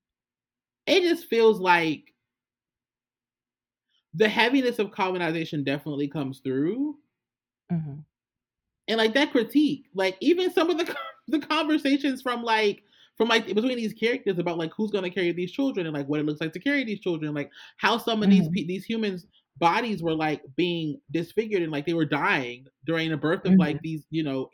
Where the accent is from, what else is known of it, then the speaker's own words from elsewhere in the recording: United States; I'm an American